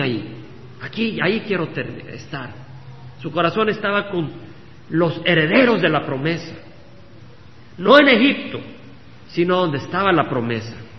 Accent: El Salvador; moved away as an adult; cuando nació mi hija y, salimos del Salvador

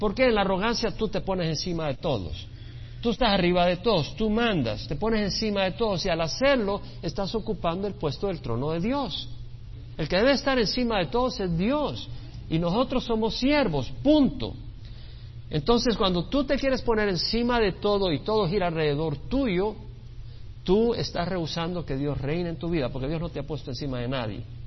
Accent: El Salvador; now in United States; yo nací en El Salvador y amo a mi país El Salvador

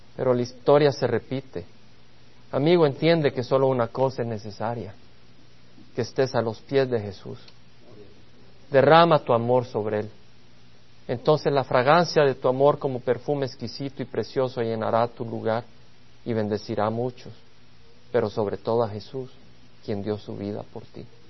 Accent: El Salvador; moved away; Allá en El Salvador, la patria de donde vengo

